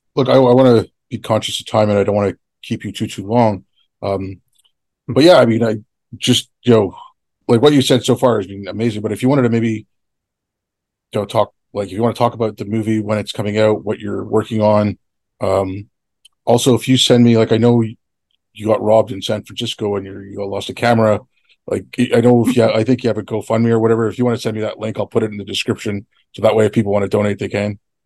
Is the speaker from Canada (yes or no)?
yes; Canada; I grew up in Canada. I didn't grow up in India